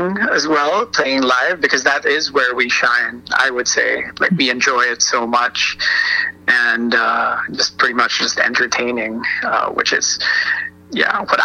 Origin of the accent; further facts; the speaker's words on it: Philippines; moved away; I grew up back in the Philippines